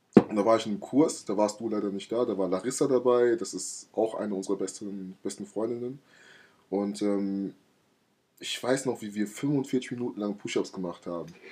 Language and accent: German; Laubenheim, Rhineland-Palatinate, Germany; ich komme aus Laubenheim